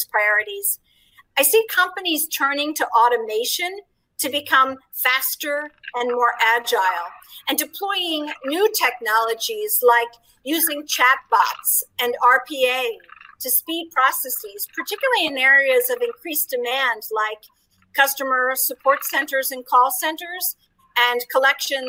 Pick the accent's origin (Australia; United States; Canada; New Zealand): United States; now in Paris, France; I'm American, but I live with my family in Paris, France